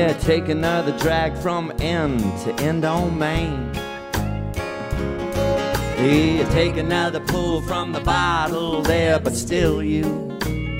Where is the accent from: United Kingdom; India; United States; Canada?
United States; Houston, Texas; now in Austin, United States; I was born in Houston